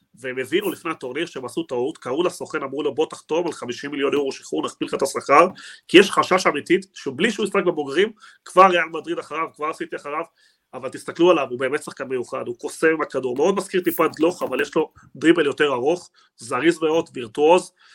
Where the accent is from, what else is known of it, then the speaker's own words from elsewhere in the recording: Argentina; moved away; אני בתור ארגנטינאי